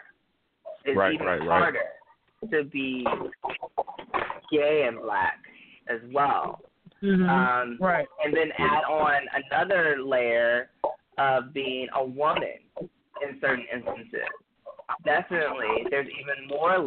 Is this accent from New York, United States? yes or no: no; Detroit, Michigan, United States; growing up in Detroit